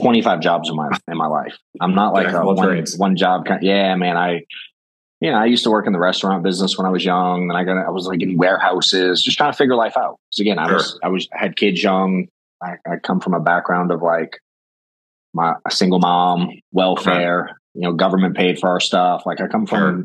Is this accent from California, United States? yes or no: no; Boston, Massachusetts, United States; moved away as an adult; now in Atlanta, United States; I grew up in Boston.